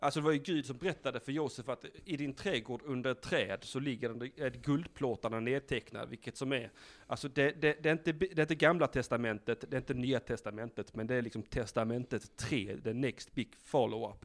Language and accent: Swedish; Blekinge, Sweden; moved away; Vi, vi är ju ursprungligen från Blekinge